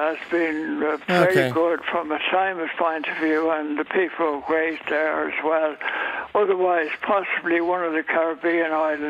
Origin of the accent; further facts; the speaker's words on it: Cootehill, County Cavan, Ireland; born there; No, I was born in Cavan, not in Virginia, though, but closer to Coot Hill, but still in Cavan.